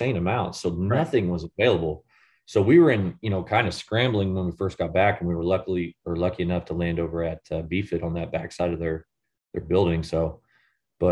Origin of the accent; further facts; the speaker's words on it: St. Joseph, United States; moved away as an adult; also born or lived in Indiana; we saw St. Joe as a, you know, it was my hometown